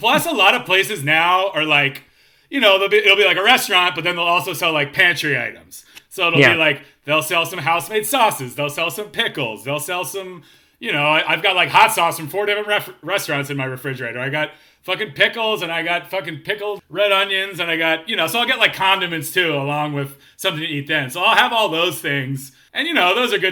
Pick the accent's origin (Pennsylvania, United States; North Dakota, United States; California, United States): Pennsylvania, United States; Philadelphia; now in Los Angeles, United States; I grew up in Philly